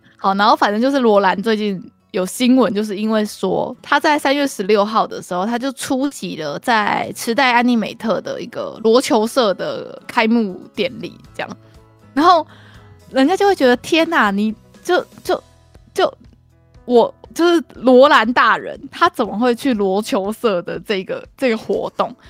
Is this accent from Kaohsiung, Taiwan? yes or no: yes; Kaohsiung, Taiwan; 我们高雄人